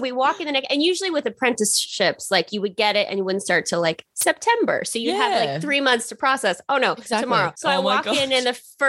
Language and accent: English; Alabama, United States; moved away; But I grew up in the South. My parents were in the military, so we moved around a lot. But by the time I was 5, we settled in Alabama.